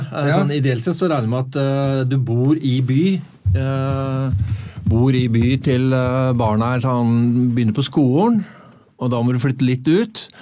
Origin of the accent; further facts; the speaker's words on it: Oslo, Norway; Uh, eh, 0692.